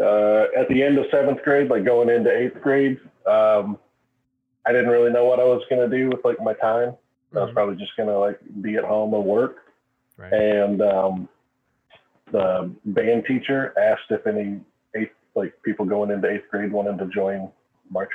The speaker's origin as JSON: {"language": "English", "town": "Cynthiana", "region": "Kentucky", "country": "United States", "tie": "born or raised there", "said": "I grew up in a little town called Cynthiana, Kentucky."}